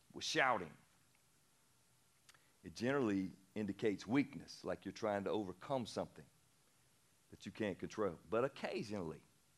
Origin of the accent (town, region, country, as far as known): the South, United States; born or raised there